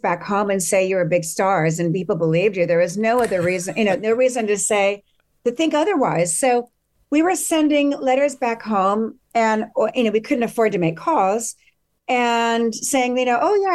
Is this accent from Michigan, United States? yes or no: no; Southern California, United States; growing up in Southern California, there was not a whole lot to be angry about